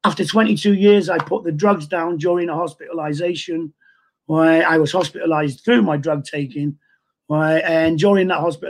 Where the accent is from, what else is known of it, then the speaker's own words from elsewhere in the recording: Manchester, North West England, United Kingdom; I was born in Manchester, 1957